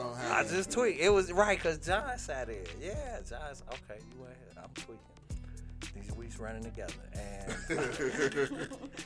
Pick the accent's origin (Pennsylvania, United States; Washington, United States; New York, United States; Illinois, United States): Illinois, United States; Chicago; I'm from Chicago.